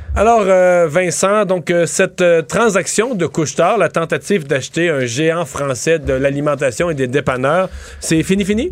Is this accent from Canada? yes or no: yes; Quebec, Canada